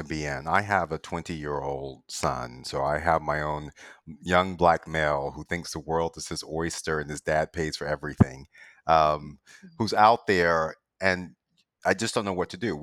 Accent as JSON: {"language": "English", "town": "Greenville", "region": "South Carolina", "country": "United States", "tie": "born or raised there", "moved": "as an adult", "lives_now": "New York City, United States", "said": "I grew up in Greenville, South Carolina."}